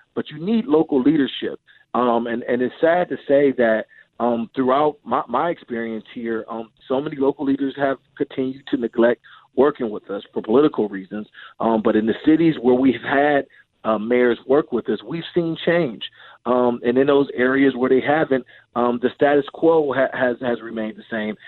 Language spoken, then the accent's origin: English; Cleveland, Ohio, United States; moved away; I'm from Cleveland, Ohio, and, uh, many of the communities that I grew up around